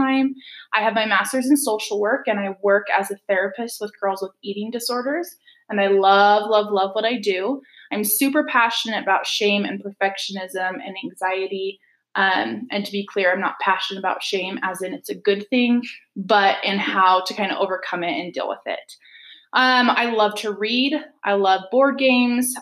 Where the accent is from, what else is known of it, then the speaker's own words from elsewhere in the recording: Utah, United States; also born or lived in Kansas; we're both from Utah